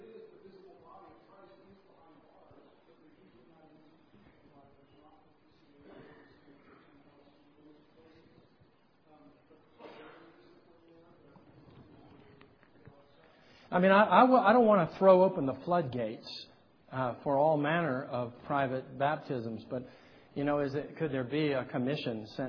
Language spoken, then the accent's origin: English; California, United States; I'm a Californian